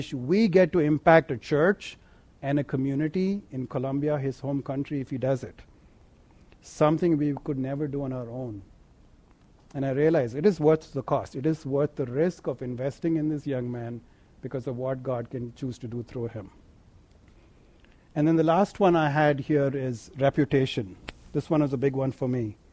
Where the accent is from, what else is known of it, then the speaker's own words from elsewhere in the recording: India; now in United States; growing up in India